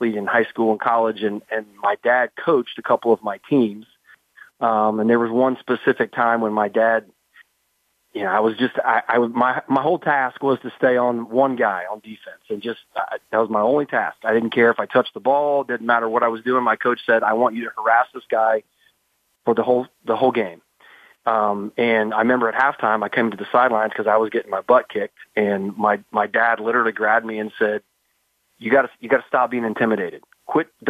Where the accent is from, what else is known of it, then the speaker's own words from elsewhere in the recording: Midwest, United States; growing up in the Midwest